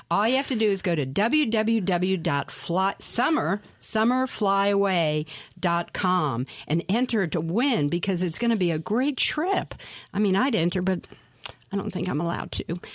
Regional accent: Nashville, Tennessee, United States; moved away as an adult; now in Asheville, United States; I was actually born and raised in Nashville, Tennessee, mm. and have been here for 20 years

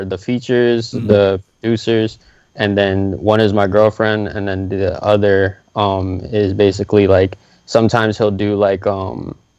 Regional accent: North Miami Beach, Florida, United States; I'm an artist from North Miami Beach. Dade County is what I'm repping.

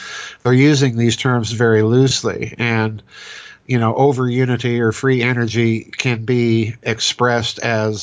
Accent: South Dakota, United States; I'm a hack from South Dakota

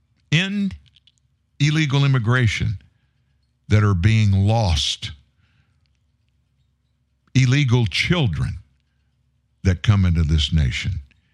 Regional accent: Louisiana, United States; accent: South Louisiana; I'm from South Louisiana. I lost my South Louisiana accent years ago when I got in radio.

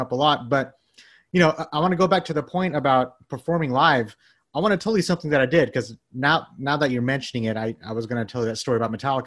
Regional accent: Bangladesh; I'm from Bangladesh. We have a small metal community that's been growing every year

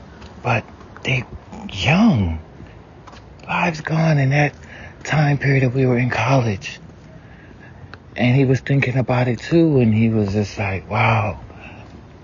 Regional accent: the South, United States; growing up in the South, you know, we have a lot of open roads and stuff

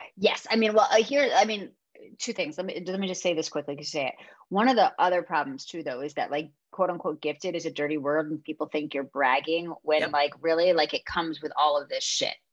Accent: Connecticut, United States; moved away as an adult; now in Los Angeles, United States; I'm from Connecticut. Like I know the Northeast

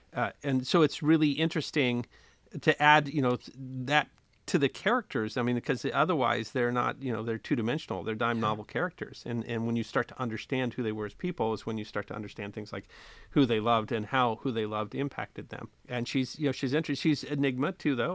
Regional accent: United States; I'm American. I grew up in the United States

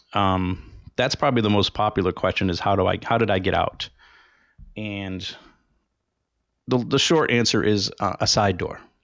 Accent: Rhode Island, United States; in my home state of Rhode Island. That's where I was born and where I grew up.

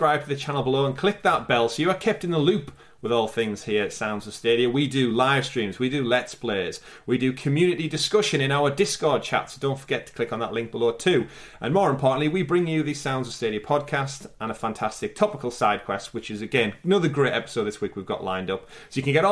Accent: United Kingdom; as a Brit

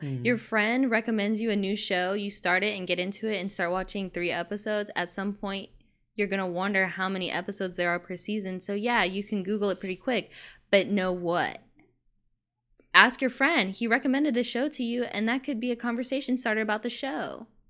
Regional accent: the South, United States; And I'm from the South. Like, I feel like I would have seen that.

